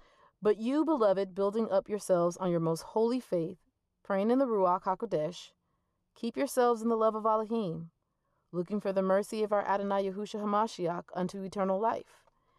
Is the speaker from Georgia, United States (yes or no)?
yes; Georgia, United States; I spent a great portion of growing up in Georgia because that's where my dad retired.